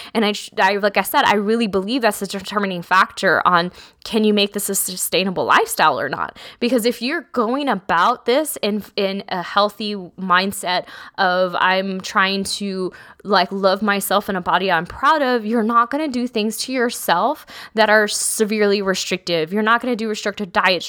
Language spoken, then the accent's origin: English; South Texas, United States; I grew up in South Texas